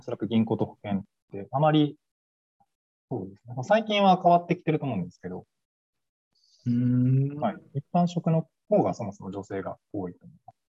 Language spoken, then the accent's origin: Japanese; Kansai, Japan; now in Tokyo, Japan; 出身は関西なんですけど